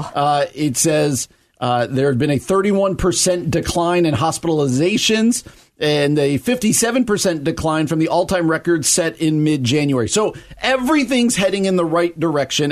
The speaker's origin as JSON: {"language": "English", "region": "New Jersey", "country": "United States", "said": "my home state of New Jersey"}